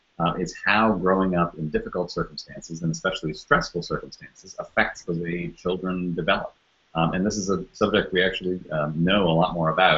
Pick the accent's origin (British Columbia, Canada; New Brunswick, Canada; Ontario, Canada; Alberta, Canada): Ontario, Canada; Toronto; moved away as an adult; now in United States; I'm originally from Canada, from Toronto, that's where I grew up, and moved to the United States to be a journalist in my early 20s